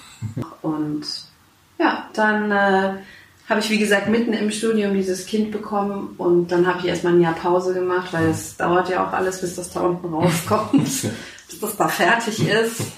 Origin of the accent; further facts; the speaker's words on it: Schwerin, Mecklenburg-Vorpommern, Germany; Ich bin gebürtige Schwerinerin. Ich komme mhm. aus Schwerin, genau.